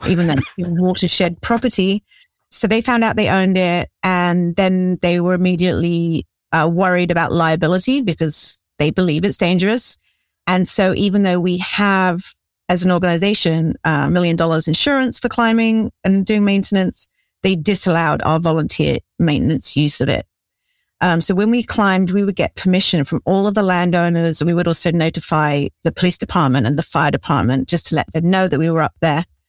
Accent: England, United Kingdom; moved away as an adult; also born or lived in Haiku Valley, Oahu, Hawaii; now in Oahu, United States; as you might be able to tell from my accent, I'm actually English. I grew up on a small farm in England, and I moved to Hawaii about twenty years ago

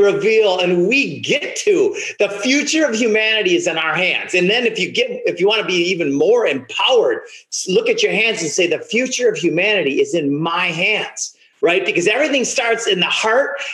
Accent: Minnesota, United States; I grew up in Minnesota.

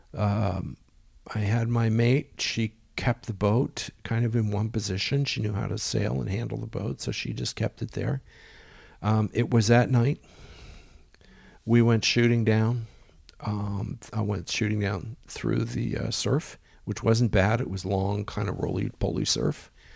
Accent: United States; I'm an American

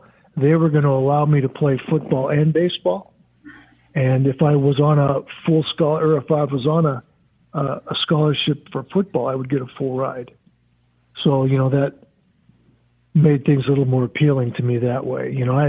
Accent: California, United States; also born or lived in Pennsylvania; So even though I was born in Pennsylvania, I basically grew up in Southern California.

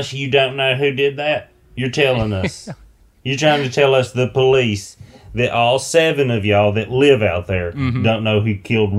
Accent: the South, United States; I'm from the South. We used to shoot cannons at each other on the 4th of July.

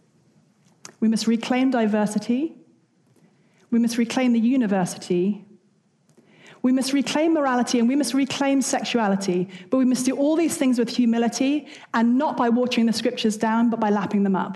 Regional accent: United Kingdom; I'm British

